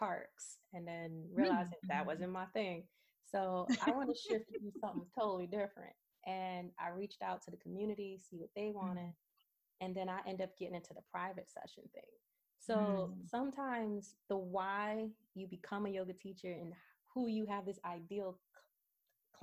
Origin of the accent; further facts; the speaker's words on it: New York City, New York, United States; moved away; also born or lived in Pennsylvania; I grew up in Brooklyn, New York